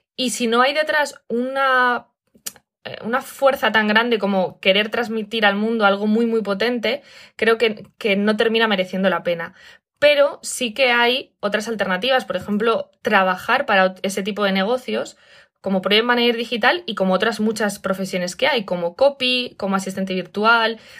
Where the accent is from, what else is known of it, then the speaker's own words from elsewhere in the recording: Spain; moved away; me ha pillado en España, que es de donde soy